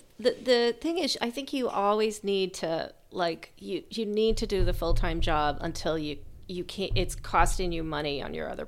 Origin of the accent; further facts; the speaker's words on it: South Shore, Massachusetts, United States; I grew up in the South Shore